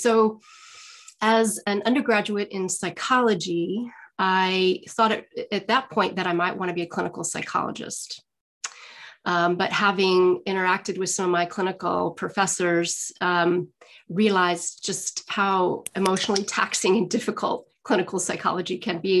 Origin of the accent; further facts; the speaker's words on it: Boulder, Colorado, United States; I grew up in Boulder, Colorado